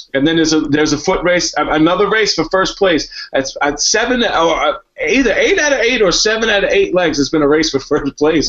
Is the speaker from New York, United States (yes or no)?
yes; New York, United States; I'm from New York.